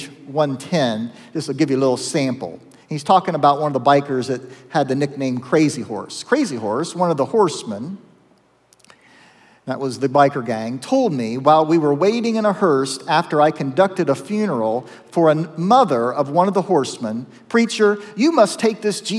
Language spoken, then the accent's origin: English; Zanesville, Ohio, United States; my hometown of Zanesville when I was in high school